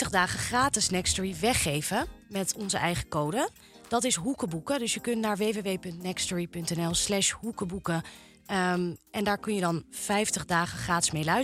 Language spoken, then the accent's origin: Dutch; Amstelveen, North Holland, Netherlands; ik kom oorspronkelijk uit Amstelveen.